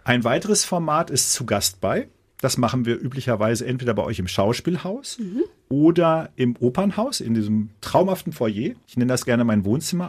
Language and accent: German; Dortmund, North Rhine-Westphalia, Germany; als Dortmunder